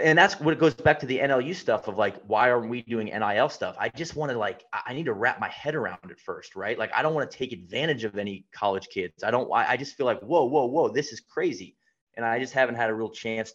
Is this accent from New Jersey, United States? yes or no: no; Atlanta, Georgia, United States; moved away; I'm back home in Atlanta, I'm from Atlanta